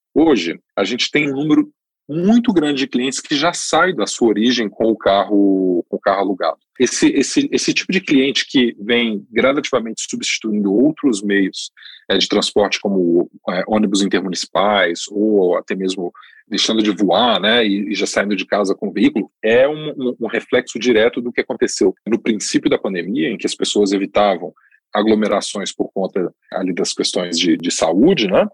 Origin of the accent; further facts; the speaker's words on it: Brazil; como brasileiros, como, né, moradores aqui